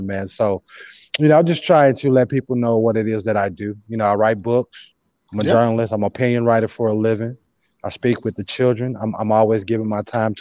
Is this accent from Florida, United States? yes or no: no; St. Louis, Missouri, United States; Growing up in South St. Louis in the 80s and the 90s